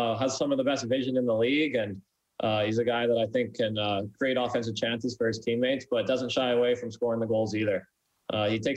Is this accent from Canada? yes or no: yes; Abbotsford, British Columbia, Canada; my hometown of Abbotsford